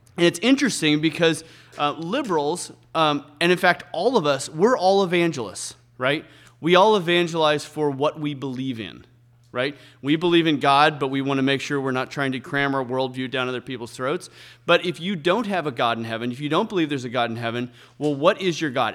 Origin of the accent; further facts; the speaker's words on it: San Francisco Bay Area, California, United States; moved away as an adult; now in Moscow, Idaho, United States; I grew up in the San Francisco Bay Area